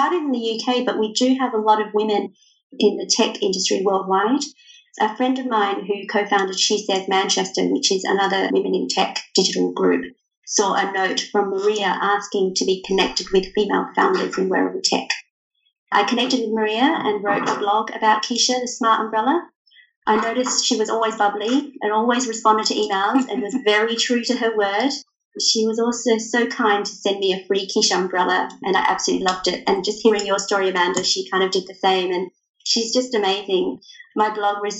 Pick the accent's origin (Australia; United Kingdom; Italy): Australia